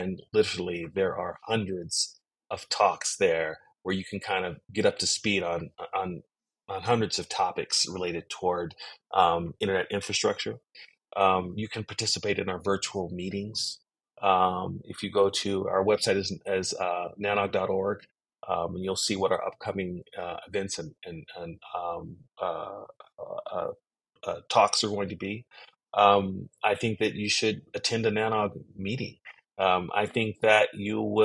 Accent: United States; I'm African American

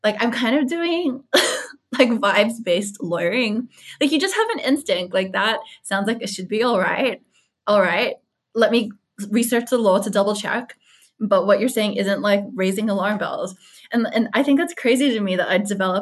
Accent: Australia; also born or lived in United States; I'm Australian.

